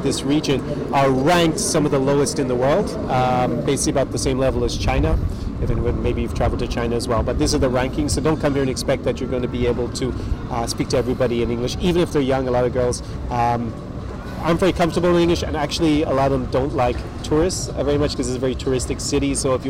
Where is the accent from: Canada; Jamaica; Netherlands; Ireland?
Ireland; moved away; an Irish guy born in Ireland